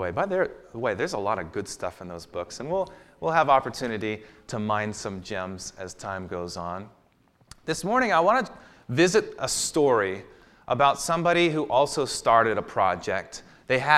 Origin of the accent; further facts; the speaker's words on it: Walla Walla, Washington, United States; I grew up in Walla Walla, Washington.